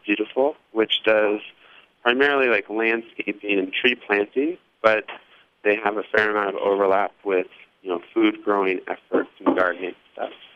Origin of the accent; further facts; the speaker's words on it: Indianapolis, Indiana, United States; moved away as an adult; also born or lived in central Massachusetts / Portland, Oregon; I'm from Indianapolis originally, and um, I'm I guess I moved back maybe five years ago